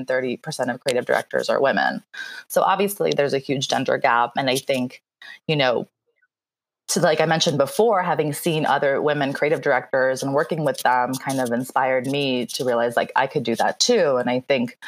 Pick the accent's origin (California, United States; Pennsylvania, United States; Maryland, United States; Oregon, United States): Pennsylvania, United States; Philadelphia; English is a second language; also born or lived in Moscow, Russia / Germany; now in Los Angeles, United States; I grew up in Philly. I moved there at about age eight